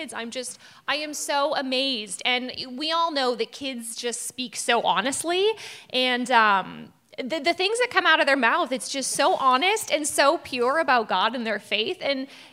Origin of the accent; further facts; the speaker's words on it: British Columbia, Canada; also born or lived in Alberta; now in Halifax, Canada; I'm from a small town in BC, and I grew up there